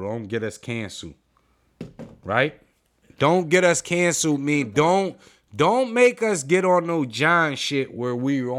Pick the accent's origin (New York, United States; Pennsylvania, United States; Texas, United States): Pennsylvania, United States; Philadelphia; We're from Philly, right?